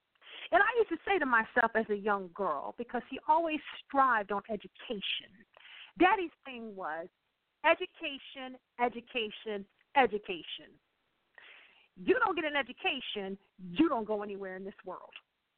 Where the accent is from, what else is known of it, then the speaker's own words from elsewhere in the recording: Akron, Ohio, United States; So his time at home was very limited because we lived up north, being born and raised in Akron, Ohio